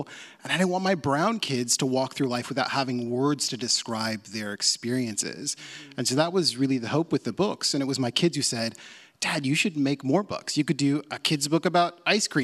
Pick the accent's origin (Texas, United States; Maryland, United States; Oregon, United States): Oregon, United States; Portland; I grew up in Portland. This is my hometown.